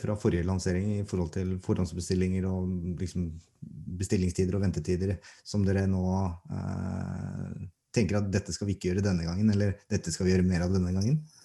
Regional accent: Norway; Vi er nordmenn

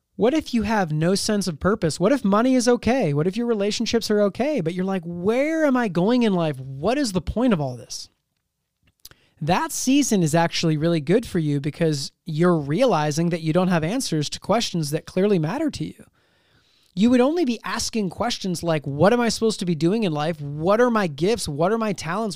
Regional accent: Seattle, Washington, United States; I'm from Seattle

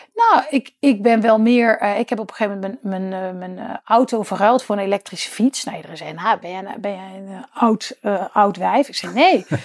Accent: Netherlands; als Nederlanders op dat kleine stukje land

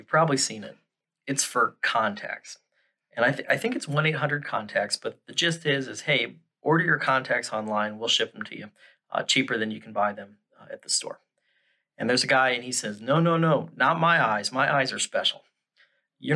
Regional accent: Midwest, United States; moved away as an adult; now in Houston, United States; I grew up in the Midwest

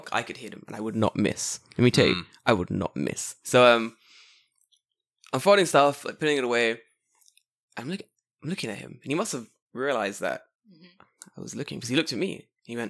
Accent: London, United Kingdom; now in Japan; I'm from London.

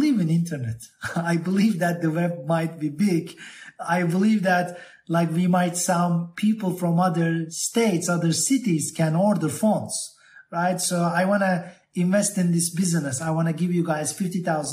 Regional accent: Turkey; also born or lived in Boston, Massachusetts, United States; I was born in Boston, and my mother and my father, my father studied in MIT, and my mother and father met in Boston, and we moved back to Turkey when I was very, very young, like 6 years old.

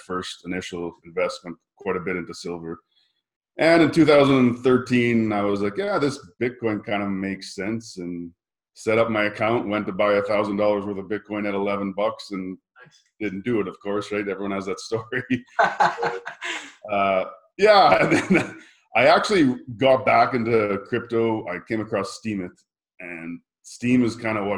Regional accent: Regina, Saskatchewan, Canada; I'm originally from Regina, Saskatchewan, Canada. So grew up on a farm there

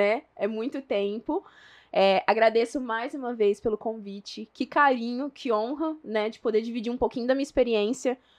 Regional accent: São José do Rio Preto, São Paulo, Brazil; accent: mineiro; eu sou de São José do Rio Preto

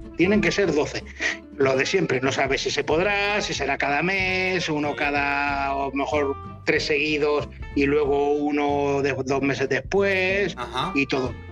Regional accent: Rubí, Catalonia, Spain; soy de Rubí o de San pero Tarrasa lo tengo al lado

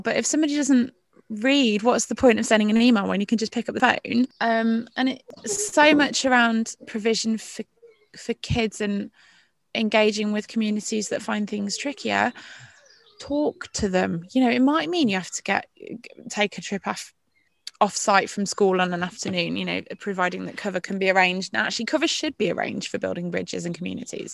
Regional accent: Royal Leamington Spa, West Midlands, United Kingdom; moved away; also born or lived in Barnsley; I'm from Royal Leamington Spa, darlings. It's where I grew up

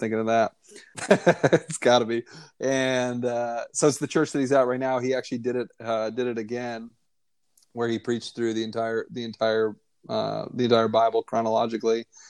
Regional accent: Northeast, United States; American Christian, you know, white male in the, you know, growing up in the Northeast worldview

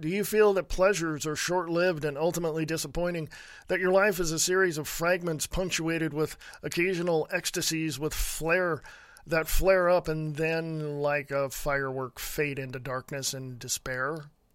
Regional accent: Stockton, California, United States; moved away as an adult; also born or lived in Reno, Nevada / Sutter Creek, California; I grew up in Stockton, California

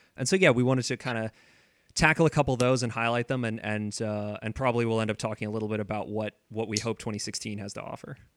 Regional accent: San Diego, California, United States; moved away as an adult; also born or lived in Vancouver; I grew up in San Diego, um, and I went to university in Vancouver

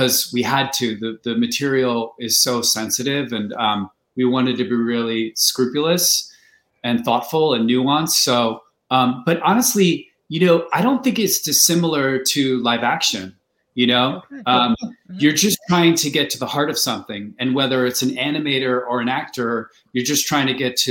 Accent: New Jersey, United States; now in Los Angeles, United States; I'm from New Jersey and no one where I'm from was like in the movie business

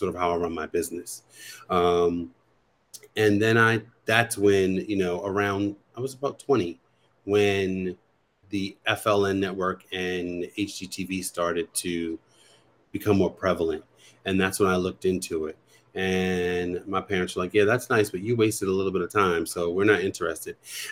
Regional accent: Baltimore, Maryland, United States; I'm from Baltimore

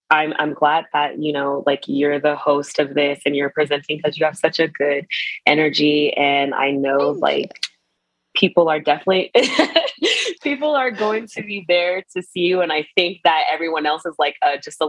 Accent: Atlanta, Georgia, United States; moved away as an adult; also born or lived in South Korea; now in Las Vegas, United States; I'm from Atlanta.

